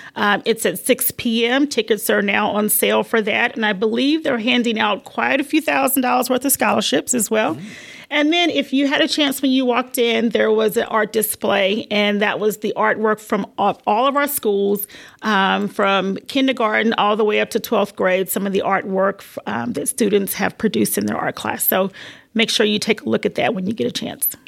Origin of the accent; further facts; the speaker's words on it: South Carolina, United States; also born or lived in Virginia; I was born in Virginia but lived in South Carolina, basically my whole life. Very rural area